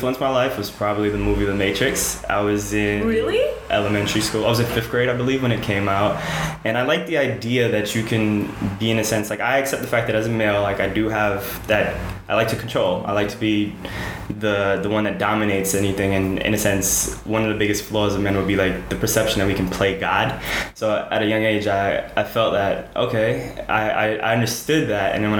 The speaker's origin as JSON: {"language": "English", "country": "Trinidad & Tobago", "tie": "born or raised there", "said": "I was born in the Caribbean on a small island known as Trinidad"}